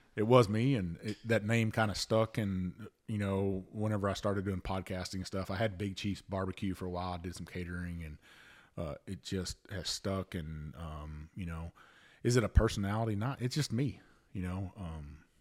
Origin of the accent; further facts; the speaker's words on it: Avant, Texas, United States; also born or lived in Bayou La Batre, Alabama; my hometown's Avant, Texas